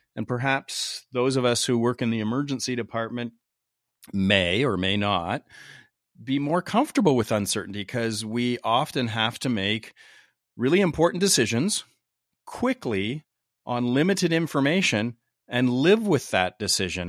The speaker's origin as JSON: {"language": "English", "country": "Canada", "said": "I'm from Canada, eh?"}